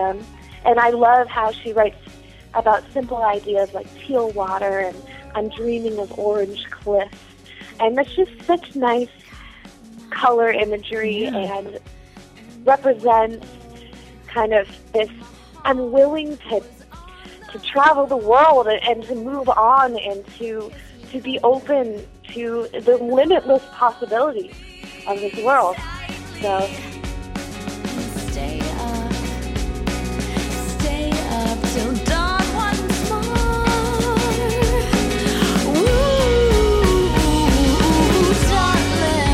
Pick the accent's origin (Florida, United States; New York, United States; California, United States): California, United States; Bay Area; moved away as an adult; also born or lived in Boston / Chico, California; now in Seattle, United States; my hometown in the Bay Area